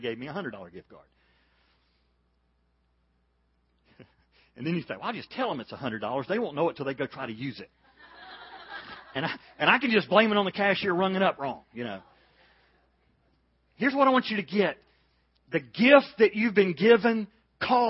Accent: Macon, Georgia, United States; I grew up in Macon, Georgia.

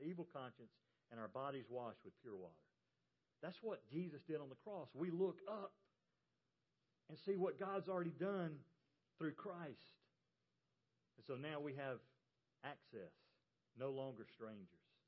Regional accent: the South, United States; accent: Southern; I'm from the South

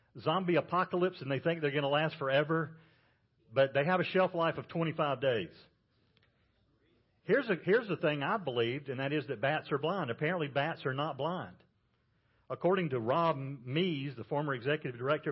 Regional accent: Georgia, United States; I'm from Georgia where they grow peanuts

